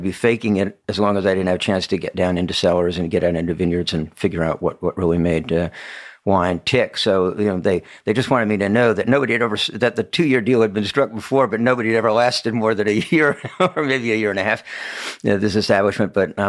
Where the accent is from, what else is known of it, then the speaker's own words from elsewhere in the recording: Washington, District of Columbia, United States; And I came from the Washington, D.C. area, so I had become aware that Washington was something of a center for retail purchase of wine